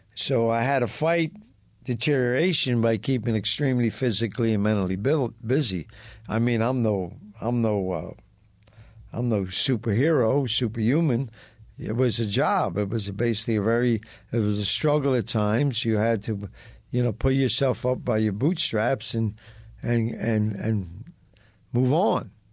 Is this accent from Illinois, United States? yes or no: no; Philadelphia, Pennsylvania, United States; I was raised on Gunman Row.